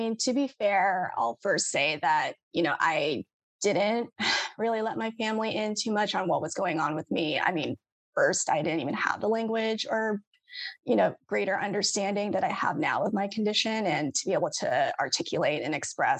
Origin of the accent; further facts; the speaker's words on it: United States; me being Asian American